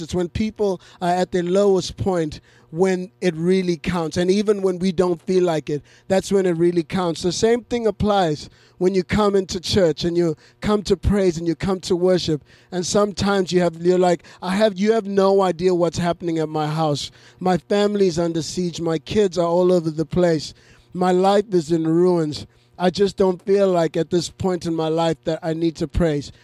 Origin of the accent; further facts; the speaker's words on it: Zimbabwe; moved away; I grew up in Zimbabwe